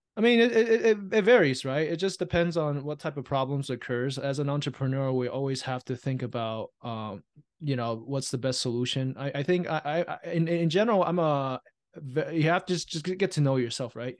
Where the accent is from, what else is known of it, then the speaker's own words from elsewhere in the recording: Taiwan; now in United States; I was born and raised in Taiwan